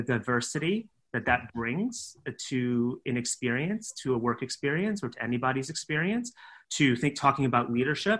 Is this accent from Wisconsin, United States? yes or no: no; California, United States; moved away; I'm from California. My parents are from Taiwan. They came to the United States to study and then they stayed there. And I and my brother were born there